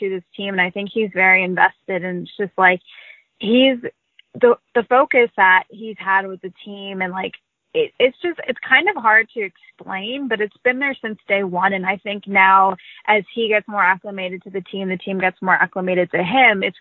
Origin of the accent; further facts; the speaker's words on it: Boston, Massachusetts, United States; born there; actually grew up a big football fan because my parents lived in Cleveland, so we never watched hockey but I was born in Boston, so I was pretty loyal to all Boston teams.